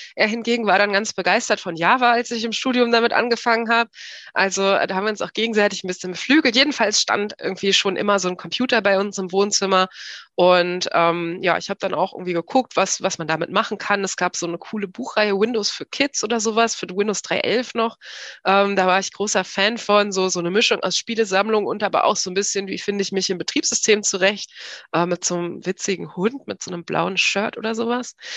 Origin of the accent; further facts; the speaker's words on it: Hanover Region, Lower Saxony, Germany; Ich bin in der Region Hannover aufgewachsen